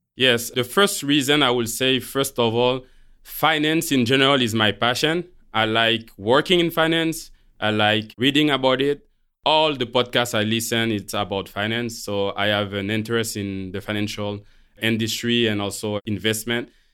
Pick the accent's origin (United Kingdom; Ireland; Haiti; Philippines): Haiti; moved away; also born or lived in Montreal, Canada; I was born in Montreal from Haitian parents. So when I was four, my parents, they chose to leave Canada to go back to Haiti